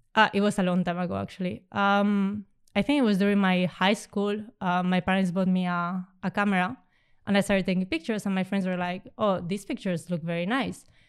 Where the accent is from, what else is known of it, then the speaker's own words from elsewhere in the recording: Spain; moved away as an adult; also born or lived in Romania; now in Amsterdam, Netherlands; I come from Spain